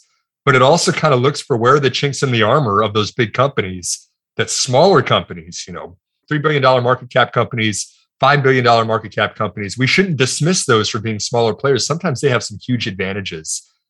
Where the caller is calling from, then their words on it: Houston, Texas, United States; From Houston, Texas, here in the United States. The other side of the pond for you.